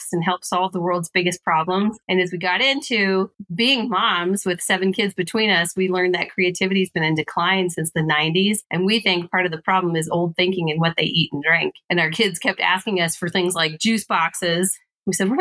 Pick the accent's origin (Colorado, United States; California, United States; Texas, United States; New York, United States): Colorado, United States; I'm from Colorado